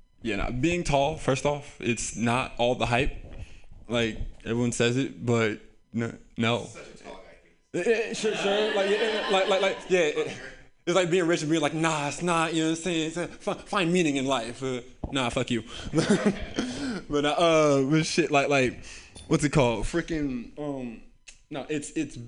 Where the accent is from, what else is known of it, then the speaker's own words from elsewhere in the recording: San Francisco, California, United States; I grew up here in San Francisco